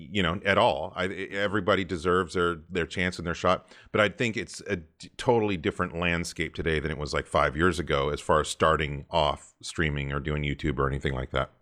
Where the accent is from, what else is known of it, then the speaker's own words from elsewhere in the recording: Santa Cruz, California, United States; also born or lived in Colorado / San Diego, California; growing up in Santa Cruz, California, I was a total surfer as well